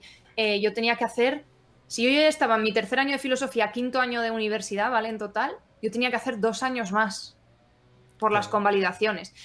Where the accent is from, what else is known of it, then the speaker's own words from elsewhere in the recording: Asturias, Spain; also born or lived in Valladolid; now in León, Spain; yo soy asturiana